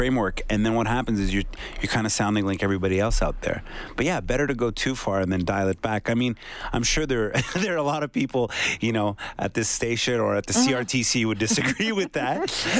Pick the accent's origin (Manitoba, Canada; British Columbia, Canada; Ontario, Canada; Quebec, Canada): Quebec, Canada; Oh yeah, it's super rich over there.